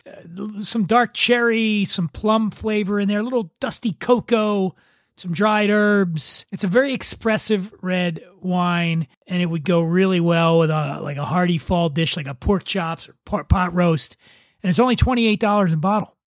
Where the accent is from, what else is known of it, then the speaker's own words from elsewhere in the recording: Philadelphia, Pennsylvania, United States; I'm from Philadelphia